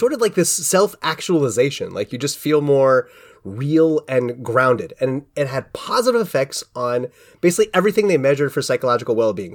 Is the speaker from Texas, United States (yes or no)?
no; Cincinnati, Ohio, United States; most of my youth was growing up in Cincinnati